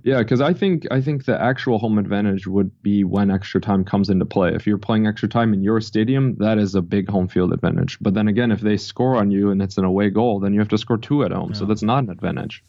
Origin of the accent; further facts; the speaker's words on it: Chicago, Illinois, United States; moved away as an adult; now in Miami Beach, United States; I grew up in Chicago, it was in the suburbs